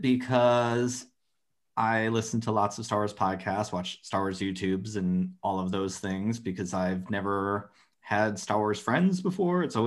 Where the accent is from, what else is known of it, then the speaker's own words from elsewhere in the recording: Phoenix, Arizona, United States; I grew up in Arizona, and I grew up like in the suburbs, but in the city in Phoenix